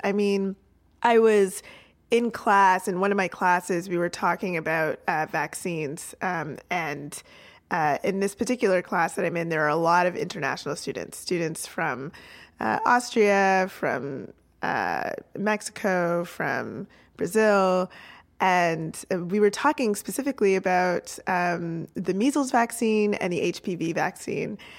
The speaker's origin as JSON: {"language": "English", "country": "Canada", "said": "as the Canadian in the room"}